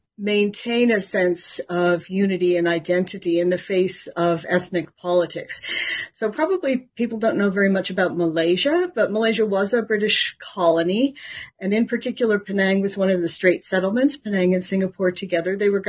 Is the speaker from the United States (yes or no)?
yes; California, United States; I'm a cultural anthropologist. I grew up in California as a member of a Catholic church.